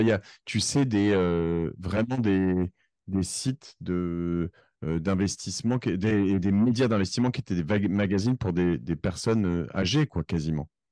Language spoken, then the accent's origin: French; Cherbourg, Normandy, France; also born or lived in Corsica; now in Paris, France; je suis parisien depuis 1997. Euh, j'ai grandi à Cherbourg avant. Je suis d'origine corse